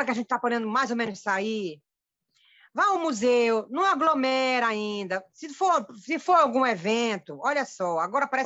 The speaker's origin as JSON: {"language": "Portuguese", "town": "Abaetetuba", "region": "Pará", "country": "Brazil", "tie": "born there", "said": "Ei, Ítalo, eu nasci aí, nasci na Costa Marataíra."}